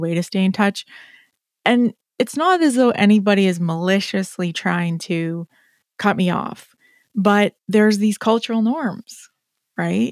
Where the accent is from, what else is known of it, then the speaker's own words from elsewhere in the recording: Canada; I will own it as a Canadian